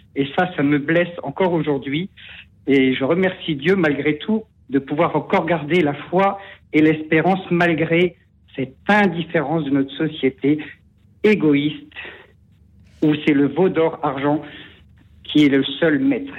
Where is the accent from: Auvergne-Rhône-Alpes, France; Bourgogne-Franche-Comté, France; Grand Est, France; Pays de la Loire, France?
Grand Est, France; Marne; c'est un tout petit village dans la Marne, donc je suis originaire de la Marne.